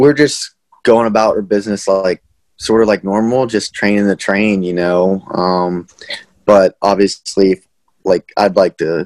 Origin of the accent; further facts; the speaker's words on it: Armagh, Pennsylvania, United States; moved away as an adult; also born or lived in Johnstown, Pennsylvania / Chapel Hill, North Carolina; I was born in Johnstown. I have a twin brother. So we grew up in around Armagh. It's New Florence, PA